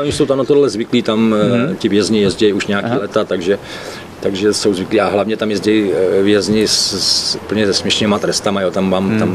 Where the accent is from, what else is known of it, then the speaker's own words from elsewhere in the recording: Moravian Wallachia, Zlín Region, Czechia; moved away; já Ostravák nejsem, jo, já jsem Valach, já jsem z Valašska